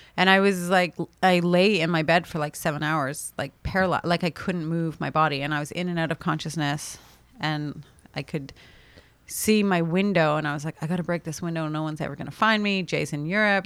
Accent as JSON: {"language": "English", "country": "Canada", "said": "as a Canadian"}